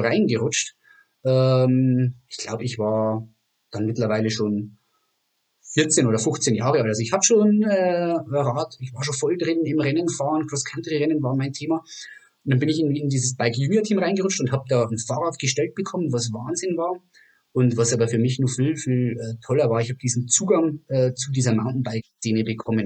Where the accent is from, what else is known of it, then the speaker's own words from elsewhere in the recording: Germany; als Deutscher